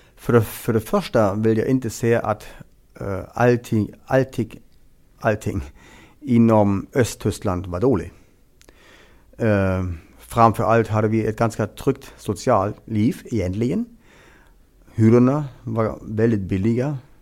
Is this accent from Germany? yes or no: yes; Greifswald, Mecklenburg-Vorpommern, Germany; Swedish is a second language; moved away as an adult; now in Åland, Finland; en språkkurs i Greifswald, i staden der jag kommer ifrån